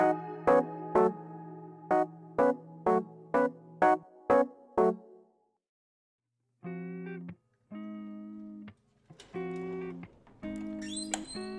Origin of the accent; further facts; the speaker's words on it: United States; I'm a Black American